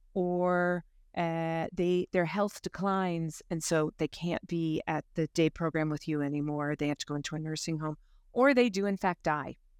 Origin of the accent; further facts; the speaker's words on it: United States; moved away as an adult; also born or lived in Limerick, Ireland; now in Ireland; born and bred in the States